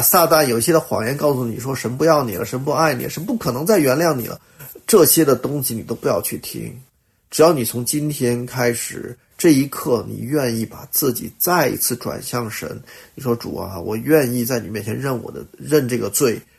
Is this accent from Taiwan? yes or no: no; China; 我们中国人